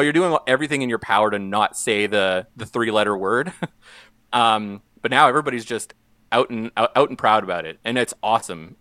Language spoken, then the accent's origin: English; St. Paul, Alberta, Canada; when I was growing up in Saint Paul, which is a small town in northeastern Alberta.